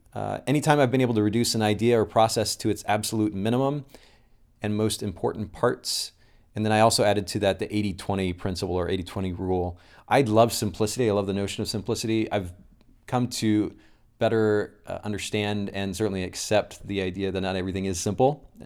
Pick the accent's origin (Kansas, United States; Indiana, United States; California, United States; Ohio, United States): Indiana, United States; Kokomo; I'm originally from Kokomo, Indiana.